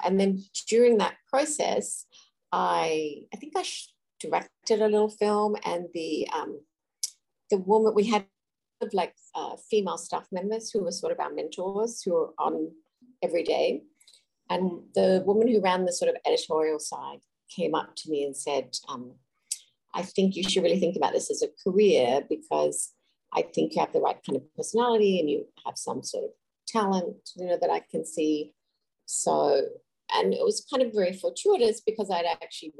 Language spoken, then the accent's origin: English; Adelaide, South Australia, Australia; moved away as an adult; also born or lived in Sydney, Australia; I grew up in Adelaide, which is in the southern part of Australia, and I moved to Sydney